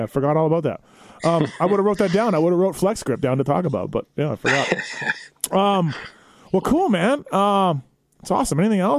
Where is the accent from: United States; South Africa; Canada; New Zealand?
Canada; I grew up in Canada.